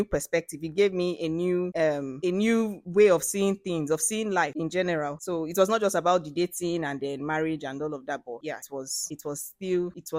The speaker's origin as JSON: {"language": "English", "region": "Akwa Ibom", "country": "Nigeria", "said": "I'm from Akwa Ibom State"}